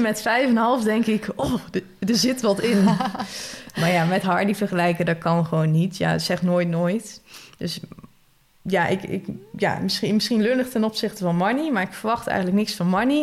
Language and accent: Dutch; Netherlands; als Nederlander, zeker als Nederlander in het buitenland